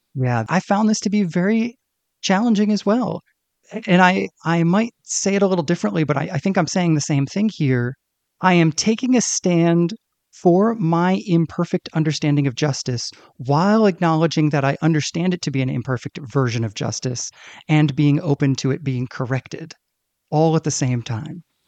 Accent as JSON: {"language": "English", "country": "United States", "said": "me as an American"}